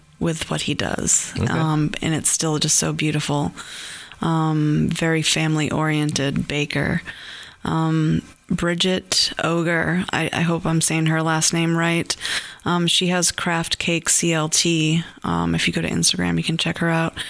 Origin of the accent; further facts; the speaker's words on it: Massachusetts, United States; I grew up in Massachusetts, like right on the ocean